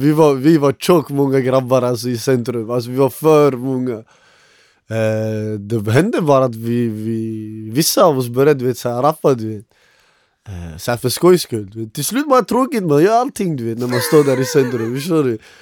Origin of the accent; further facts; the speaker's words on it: Västerås, Västmanland, Sweden; jag är uppväxt i Råby